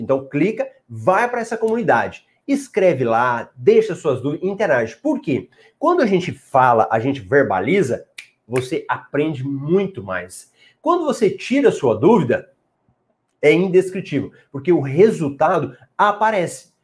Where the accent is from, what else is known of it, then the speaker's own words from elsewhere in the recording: Goiás, Brazil; Eu sou de Goiás